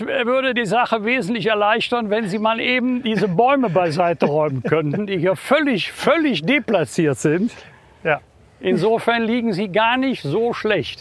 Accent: Bergisch Gladbach, North Rhine-Westphalia, Germany; Bergisch Gladbach, das bin ich natürlich meiner Heimatstadt verbunden

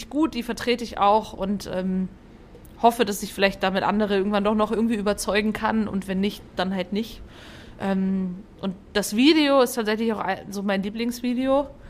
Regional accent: Fulda, Hesse, Germany; ich komme ja aus Fulda

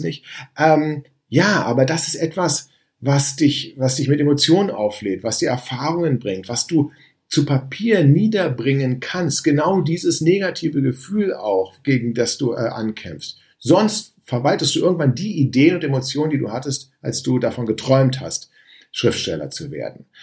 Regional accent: Berlin, Germany; ich komme aus Berlin

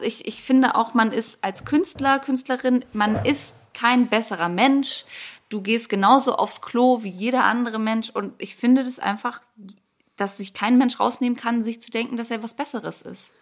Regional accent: Hamburg, Germany; ich komme ja eigentlich aus Hamburg

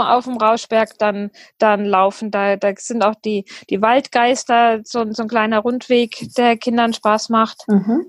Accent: near Fulda, the Rhön, Hesse, Germany; moved away as an adult; also born or lived in Ireland / Düsseldorf / New Zealand / Ruhr area; now in Ruhpolding, Germany; ursprünglich stamme ich äh, aus der Nähe von Fulda, aus der Rhön äh, aus dem Dorf

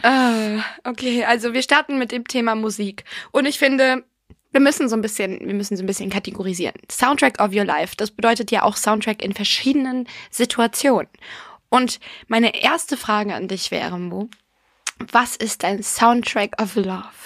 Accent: Ireland; ich bin ja Irin

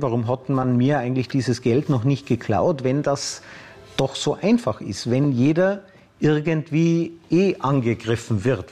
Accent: Austria; bei uns in Österreich

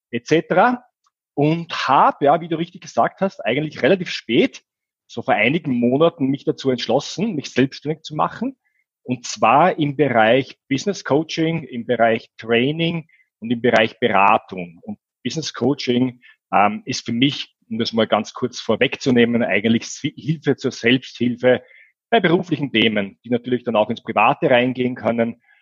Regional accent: Vienna, Austria; now in Munich, Germany; Ähm, ich komme ursprünglich aus Wien, aus dem Österreich. Bin so seit einem Jahr circa im, möchte ich fast sagen, noch schöneren München hier beheimatet.

